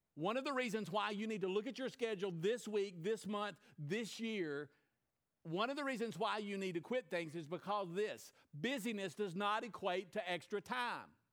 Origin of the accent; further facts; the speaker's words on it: United States; as an American